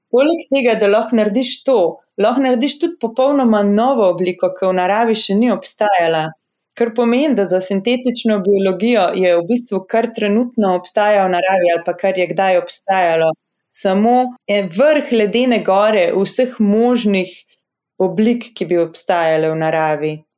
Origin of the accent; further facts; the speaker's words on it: Slovenia; moved away as an adult; also born or lived in Harvard, United States; slovenci, ki smo v tujini